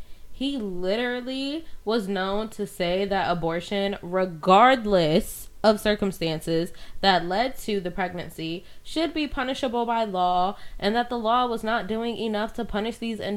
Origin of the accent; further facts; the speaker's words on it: Connecticut, United States; my hometown